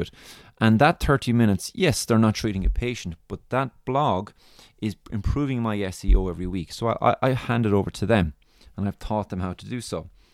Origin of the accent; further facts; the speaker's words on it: Ireland; accent: Irish; my lovely Irish accent